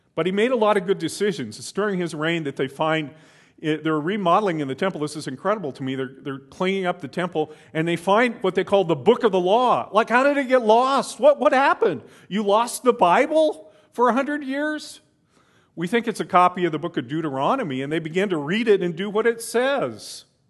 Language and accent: English; United States; as an American